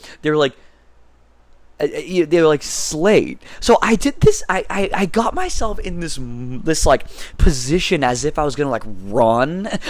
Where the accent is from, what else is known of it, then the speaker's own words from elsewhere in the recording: Massachusetts, United States; moved away as an adult; now in California, United States; And then I came to California from Massachusetts to pursue a degree at Concordia University in Irvine in behavioral sciences